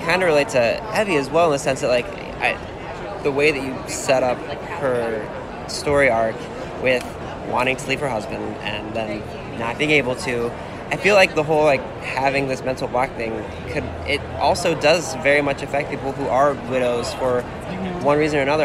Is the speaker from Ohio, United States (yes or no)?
yes; Cleveland, Ohio, United States; we're from Cleveland